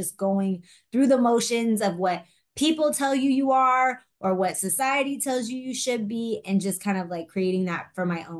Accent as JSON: {"language": "English", "area": "Bay Area", "region": "Northern California", "country": "United States", "tie": "born or raised there", "moved": "yes", "lives_now": "Los Angeles, United States", "said": "I'm from the Bay Area. Like I mentioned, I was very blessed. My parents did everything they could to keep me in a private school"}